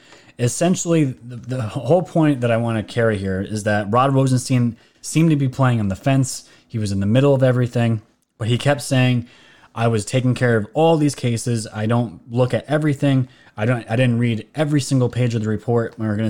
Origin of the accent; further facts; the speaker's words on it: New York, United States; Everyone knows I'm from New York.